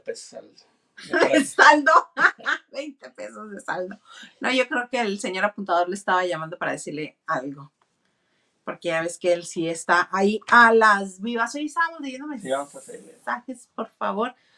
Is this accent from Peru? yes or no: no; northern Mexico, Mexico; accent: norteño; now in Mexicali, Mexico; poco a poco voy reconociendo mi acento norteño.